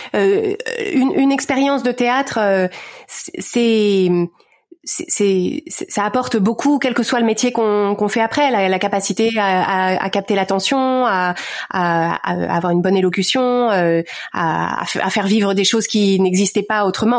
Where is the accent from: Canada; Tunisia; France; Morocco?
France; Courbevoie, Île-de-France; moved away as an adult; also born or lived in Paris / United States; je suis née à Paris, grandi à Courbevoie